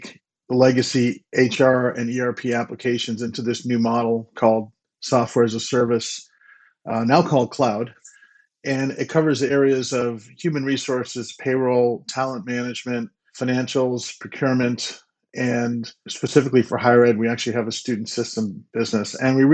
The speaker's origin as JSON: {"language": "English", "country": "United States", "tie": "born or raised there", "also_born_or_lived": "Boston, Massachusetts / New Jersey", "said": "I grew up on the East Coast in New Jersey and Boston."}